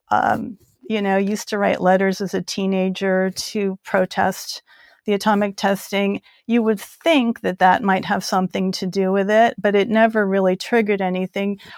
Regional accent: South Korea; also born or lived in Guam; just growing up in Korea, in post war Korea, growing up in Guam, you know

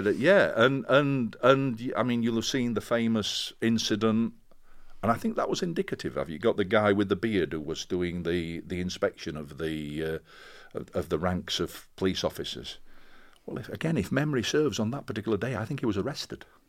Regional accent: Castleford, Yorkshire and the Humber, United Kingdom; moved away as an adult; also born or lived in Sheffield / Birmingham; I came from Castleford, which is a mining town, and it seemed to be part of my D N A.

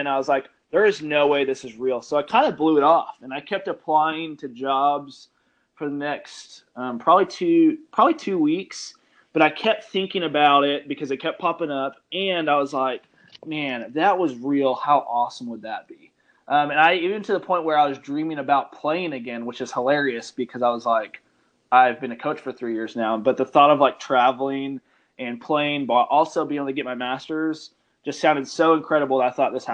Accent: Austin, Texas, United States; also born or lived in Abilene, Texas; I'm from Austin, Texas

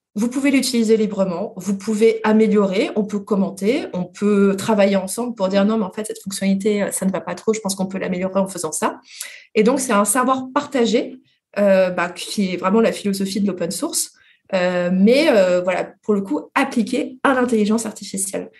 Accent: France; nous, les Français

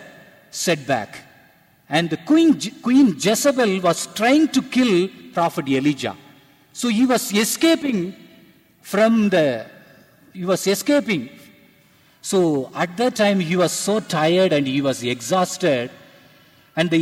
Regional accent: Tamil culture, Tamil Nadu, India; I am from India, and I from a Tamil culture

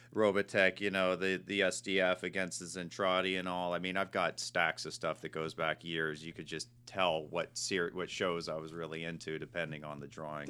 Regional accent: Marin County, California, United States; moved away; I was born and raised in Marin County, uh, which is just north of the Golden Gate

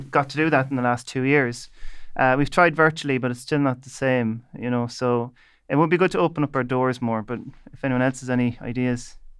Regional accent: Leitrim, Connacht, Ireland; I'm from Leitrim

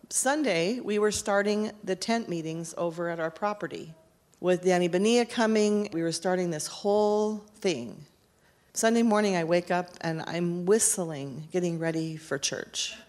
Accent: Kennewick, Washington, United States; I was born in Kennewick, Washington on March 13th, 1963

